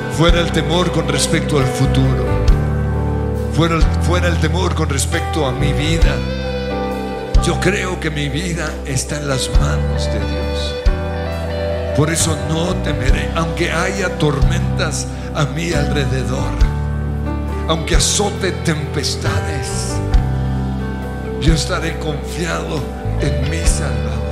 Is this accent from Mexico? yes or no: no; Colombia; como colombianos